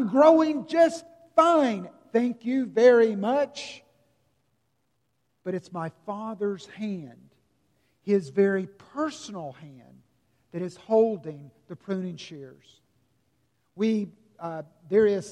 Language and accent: English; Simpsonville, South Carolina, United States; growing up in Simpsonville, South Carolina